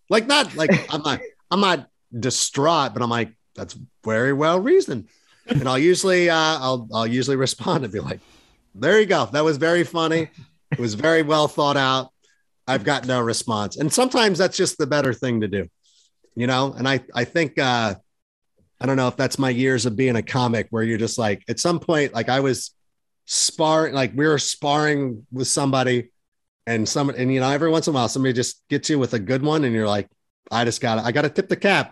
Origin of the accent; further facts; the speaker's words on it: Schaumburg, Illinois, United States; also born or lived in Hoffman Estates; me being from Schaumburg.